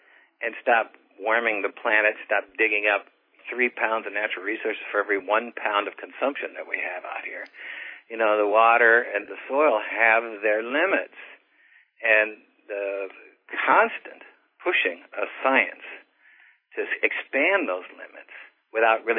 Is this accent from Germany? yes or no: no; Missouri, United States; I grew up in the Mississippi River bottom south of St. Louis.